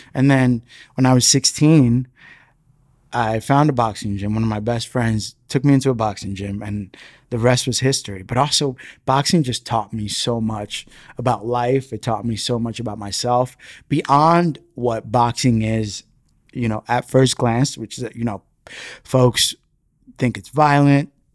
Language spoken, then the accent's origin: English; New York City, New York, United States; first language Spanish; English is a second language; grown up in the Bronx